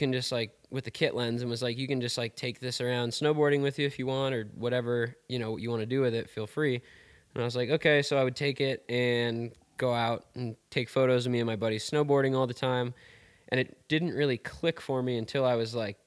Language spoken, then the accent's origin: English; Wisconsin, United States; moved away as an adult; now in Bozeman, United States; originally I'm from Wisconsin. I grew up there, went to high school there, and when I was 18 moved out to Montana